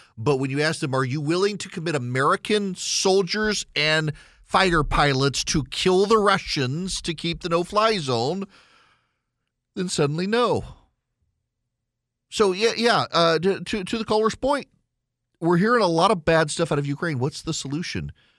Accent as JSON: {"language": "English", "region": "Dubai", "country": "United Arab Emirates", "tie": "born or raised there", "said": "When I grew up in Dubai, British comedy was a thing."}